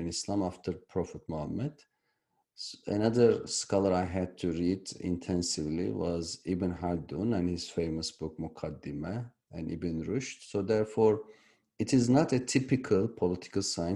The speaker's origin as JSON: {"language": "English", "country": "Turkey", "tie": "born or raised there", "moved": "yes", "said": "I was born in Turkey"}